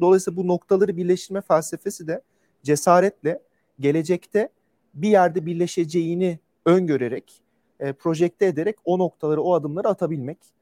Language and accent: Turkish; Ankara, Turkey; ben de e, bir Ankaralıyım.